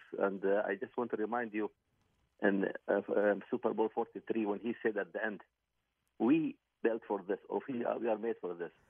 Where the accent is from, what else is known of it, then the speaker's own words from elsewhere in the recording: Qatar; also born or lived in United States; I'm from Qatar, overseas.